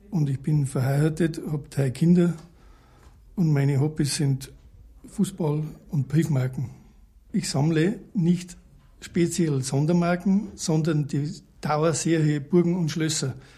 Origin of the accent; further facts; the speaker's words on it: Passau, Bavaria, Germany; ich bin Deutscher und gebürtiger Passauer